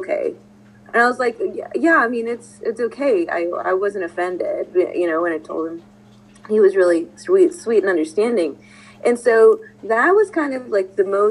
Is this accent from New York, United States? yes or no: no; Texas, United States; I'm from Texas